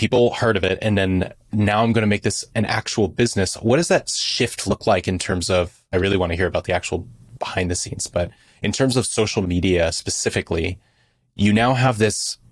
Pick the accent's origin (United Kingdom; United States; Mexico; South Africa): United States; California; I'm from California